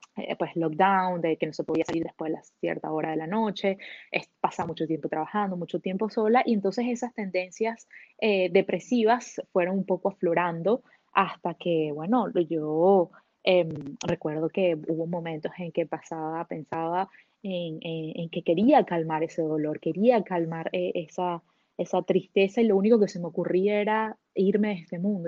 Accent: Venezuela; moved away as an adult; now in Canada; yo soy venezolana de origen, pero llevo 10 años viviendo en Canadá.

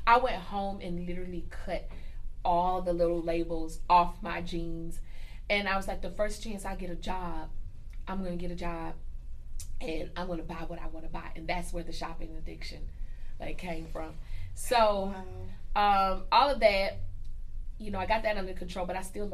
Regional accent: Columbia, South Carolina, United States; pretty much I grew up here in Columbia, South Carolina

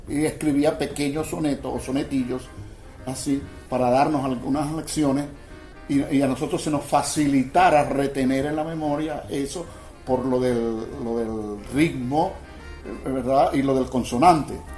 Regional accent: Machiques, Zulia, Venezuela; Yo soy de Machique, toda mi familia es de Machique y yo soy de Machique

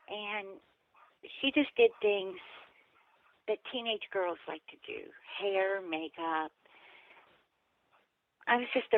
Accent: West Virginia, United States; we all grew up in West Virginia for the most part

